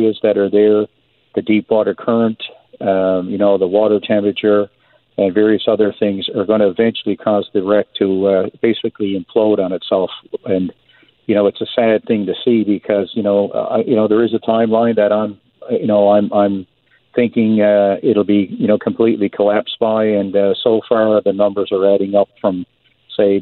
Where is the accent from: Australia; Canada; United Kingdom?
Canada; Newfoundland and Labrador; growing up in Newfoundland